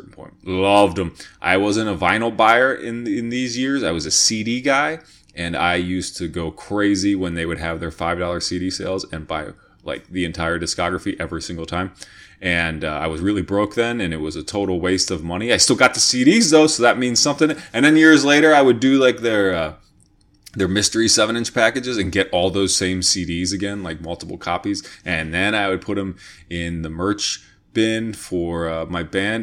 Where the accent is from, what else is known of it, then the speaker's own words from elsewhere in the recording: York, Pennsylvania, United States; I am from York, Pennsylvania